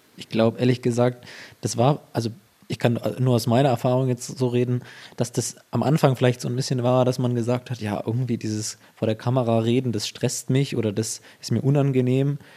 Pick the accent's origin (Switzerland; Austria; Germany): Germany; Ansbach area, Bavaria; weil ich auch gar nicht aus Erlangen stamme. Also ich komme aus der Ansbacher Gegend